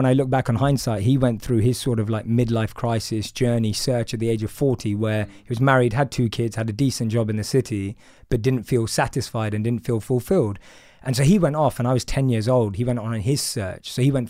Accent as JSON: {"language": "English", "region": "London", "country": "United Kingdom", "tie": "born or raised there", "said": "So I'm from London. I grew up in a place called Wood Green in North London. And my background's very much, my parents practice certain religious rituals, but not religious in the overall sense. I grew up eating meat."}